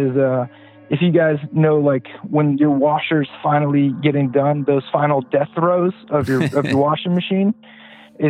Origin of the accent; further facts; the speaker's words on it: Pasadena, California, United States; now in South Carolina, United States; I grew up in Pasadena, California